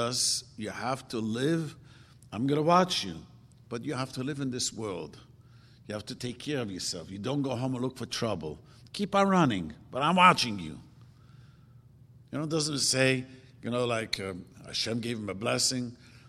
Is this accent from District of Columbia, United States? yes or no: no; Williamsburg, New York, United States; I grew up in Williamsburg, and we used to fight with the Puerto Ricans.